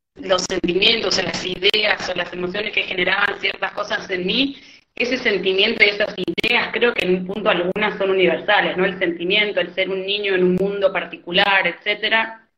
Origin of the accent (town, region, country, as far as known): Argentina